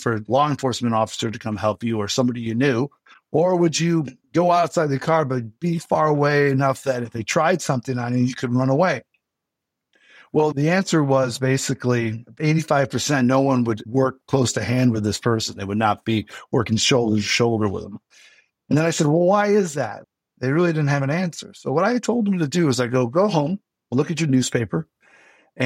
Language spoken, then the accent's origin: English; Western New York, United States; moved away as an adult; now in Alaska, United States; I grew up in Western New York